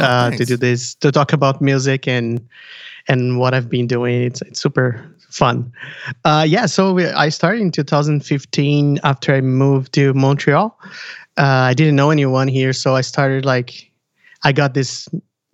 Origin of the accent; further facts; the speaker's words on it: Brazil; now in Burlington; I'm from Brazil